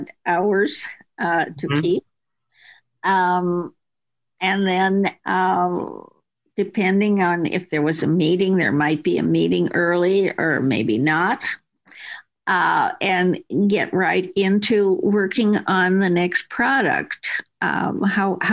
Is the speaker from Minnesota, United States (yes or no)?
yes; Minneapolis, Minnesota, United States; moved away; I grew up in Minneapolis and left there